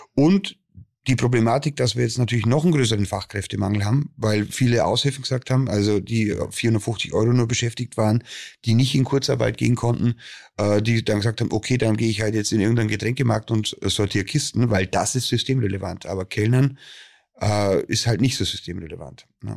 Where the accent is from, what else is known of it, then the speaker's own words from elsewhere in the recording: Bavarian Forest, Germany; bei uns im Bayerischen Wald